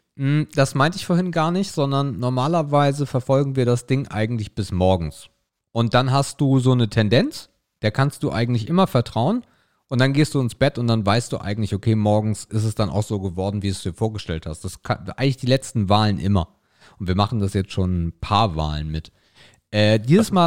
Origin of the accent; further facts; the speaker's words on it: Germany; bei uns in Deutschland